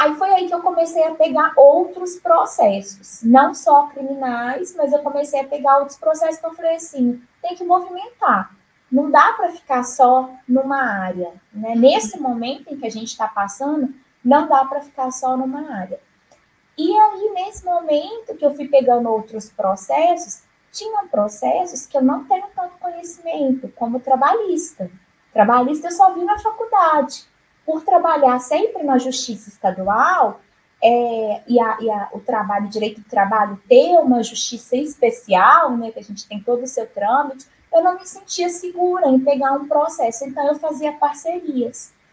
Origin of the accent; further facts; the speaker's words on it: Juiz de Fora, Minas Gerais, Brazil; moved away as an adult; now in Palmas, Brazil; eu me formei em Juiz de Fora, Minas Gerais, onde eu nasci e vivi até então.